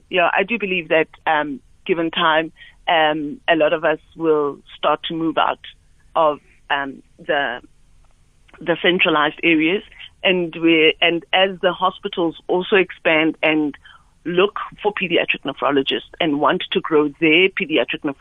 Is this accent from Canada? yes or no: no; QwaQwa, Free State, South Africa; moved away; I'm originally from the Free State. I grew up in Kwakwa, and my parents live in Bloemfontein